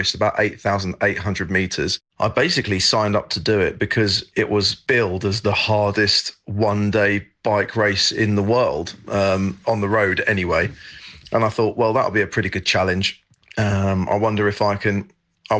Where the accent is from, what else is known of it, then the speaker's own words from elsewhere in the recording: England, United Kingdom; moved away as an adult; also born or lived in French Alps, France; now in France; I'm English, but I'm living in the French Alps, have been for the last 8 years